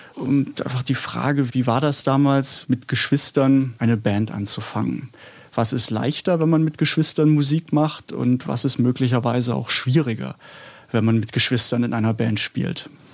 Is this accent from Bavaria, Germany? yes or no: no; Stuttgart, Baden-Württemberg, Germany; now in Berlin, Germany; Ich komme aus Stuttgart, also bin in Stuttgart geboren, aber bin seit 84 in Berlin und würde auch mich als Berliner bezeichnen